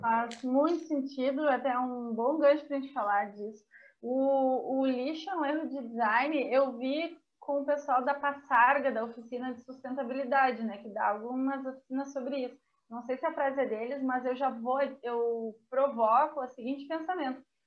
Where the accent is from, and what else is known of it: Brazil